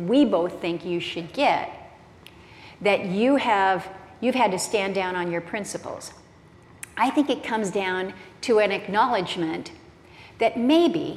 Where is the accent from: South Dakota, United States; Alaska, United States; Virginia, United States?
Alaska, United States; I come from Alaska